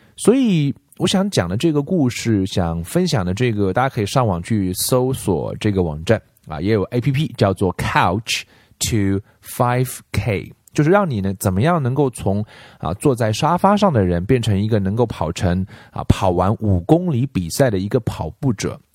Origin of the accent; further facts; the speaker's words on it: China; 我们中国人学英文